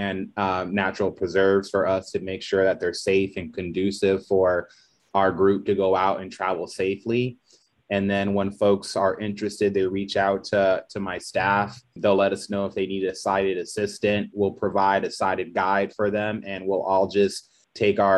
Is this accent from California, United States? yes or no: yes; San Diego, California, United States; moved away; I'm originally from San Diego